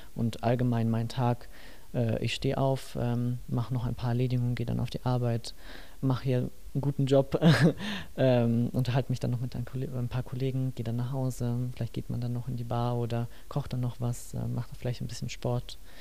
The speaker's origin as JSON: {"language": "German", "town": "Nuremberg", "region": "Bavaria", "country": "Germany", "moved": "yes", "lives_now": "Mittenwald, Germany", "said": "ursprünglich komme ich aus Nürnberg"}